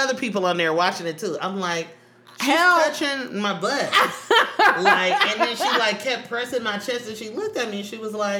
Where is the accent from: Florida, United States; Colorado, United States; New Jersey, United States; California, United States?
California, United States; Oakland; I'm from East Oakland.